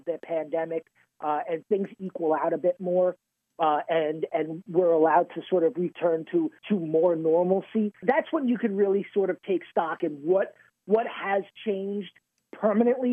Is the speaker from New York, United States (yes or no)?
yes; New York, United States; I'm from New York